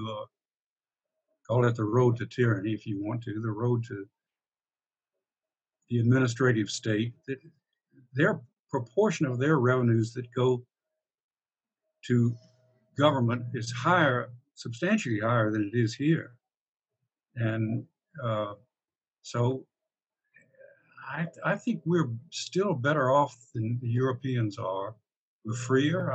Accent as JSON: {"language": "English", "region": "Deep South", "country": "United States", "tie": "born or raised there", "moved": "as an adult", "lives_now": "Alexandria, United States", "said": "I was brought up in the Deep South in the old days"}